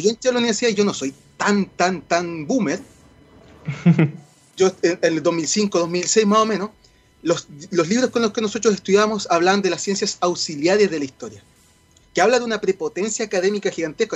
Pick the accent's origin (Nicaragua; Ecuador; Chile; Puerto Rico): Chile; nos hace sentir orgullosos como chilenos